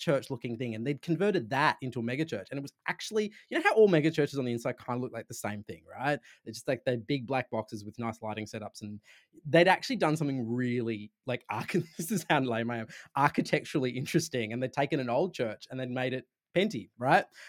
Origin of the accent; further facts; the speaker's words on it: Sydney, New South Wales, Australia; accent: Australian; I'm from Sydney, so, in, in Australia